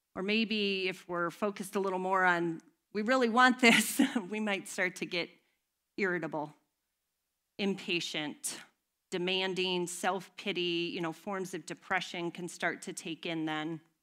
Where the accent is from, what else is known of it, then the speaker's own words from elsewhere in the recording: United States; We, as an American society